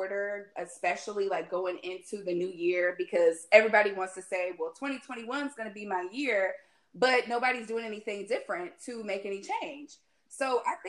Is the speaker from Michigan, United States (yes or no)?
no; North Carolina, United States; now in Atlanta, United States; I'm originally from North Carolina, but you know, I'm holding down